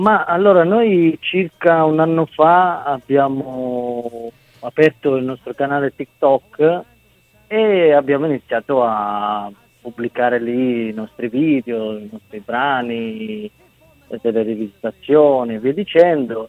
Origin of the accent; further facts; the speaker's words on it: Calabria, Italy; moved away; da bambino vedendo un treno che partiva dalla Calabria, perché io essendo calabrese